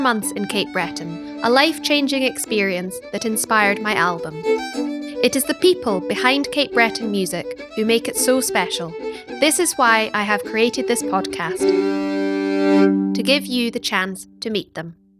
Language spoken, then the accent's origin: English; Scotland, United Kingdom; I'm a Scottish fiddle player